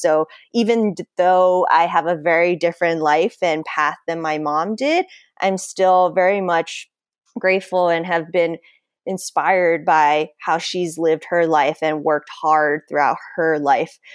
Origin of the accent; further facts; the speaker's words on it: United States; growing up in American culture